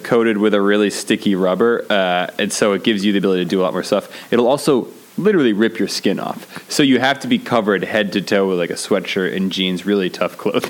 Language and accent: English; New Jersey, United States; we're from New Jersey, so there was just a very large Italian population